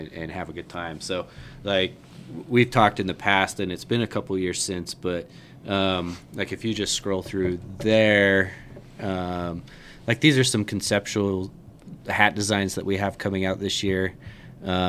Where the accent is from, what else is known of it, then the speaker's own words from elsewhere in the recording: Utah, United States; growing up in Utah.